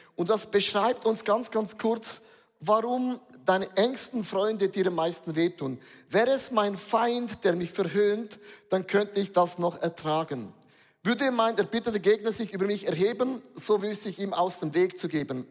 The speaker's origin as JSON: {"language": "German", "country": "Switzerland", "said": "Wir sind Schweizer"}